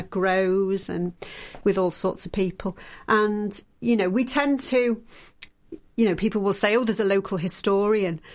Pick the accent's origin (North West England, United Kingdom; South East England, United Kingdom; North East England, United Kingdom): North West England, United Kingdom; the Wirral; moved away; I'm from the Wirral originally.